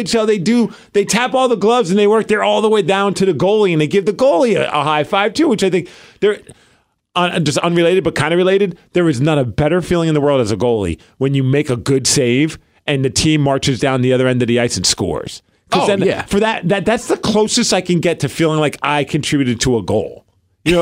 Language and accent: English; New York City, New York, United States; I'm from Brooklyn